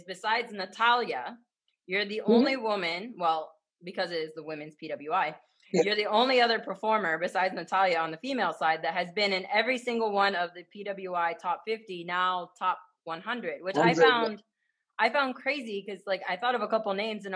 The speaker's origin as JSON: {"language": "English", "region": "Ohio", "country": "United States", "said": "I'm from Ohio, I'm a Sheetz girl 100%"}